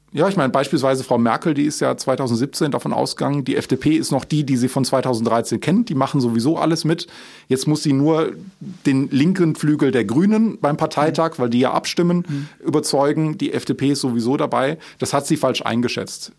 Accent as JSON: {"language": "German", "town": "Aachen", "region": "North Rhine-Westphalia", "country": "Germany", "tie": "born or raised there", "said": "Ich war damals als Schüler selbst aktiv ähm, bei Schlau NRW, ähm, also ein Schulaufklärungsnetzwerk, damals bei uns in Aachen"}